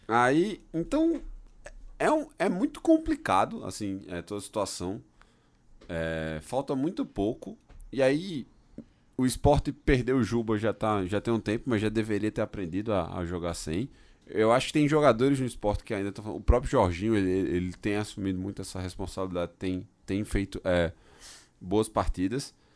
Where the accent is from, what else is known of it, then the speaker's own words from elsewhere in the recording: Brazil; sou do Brasil